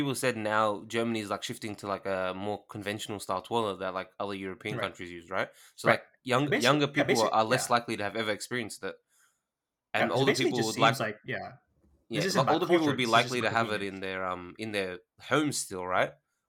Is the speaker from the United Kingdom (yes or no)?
no; Australia; I'm Australian. They already know that.